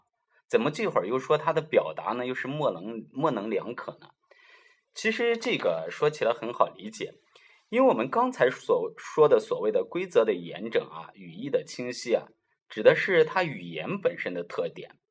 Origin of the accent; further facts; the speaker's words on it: China; 那么并不是表示像我们中国人所说的男女关系的这种啊纠缠不清